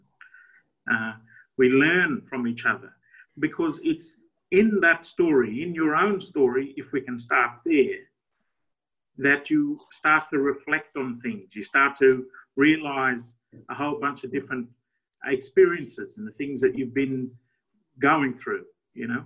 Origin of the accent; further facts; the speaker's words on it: Australia; we as Australian people